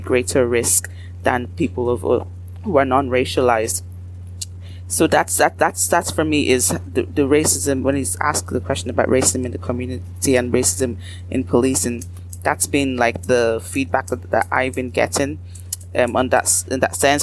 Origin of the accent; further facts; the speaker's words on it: Ireland; Irish, as Black Irish people